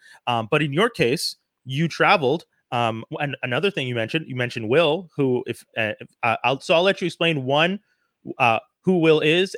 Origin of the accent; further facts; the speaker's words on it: Côte d’Ivoire; I said I'm from Côte d'Ivoire.